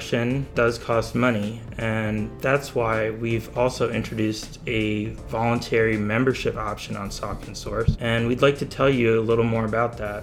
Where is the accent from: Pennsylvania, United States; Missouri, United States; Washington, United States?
Pennsylvania, United States; Bethlehem; I grew up in Bethlehem